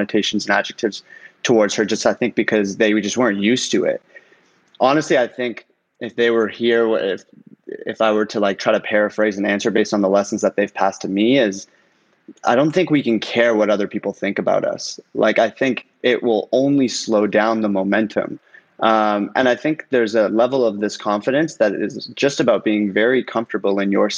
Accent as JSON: {"language": "English", "town": "Toronto", "region": "Ontario", "country": "Canada", "tie": "born or raised there", "also_born_or_lived": "Iran", "moved": "as an adult", "lives_now": "Los Angeles, United States", "said": "my mom, my sister, and I moved to Canada when I was 4 years old as refugees"}